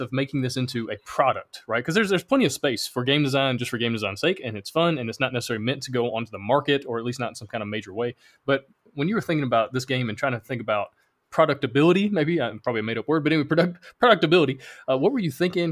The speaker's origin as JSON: {"language": "English", "region": "Alabama", "country": "United States", "said": "I'm from Alabama"}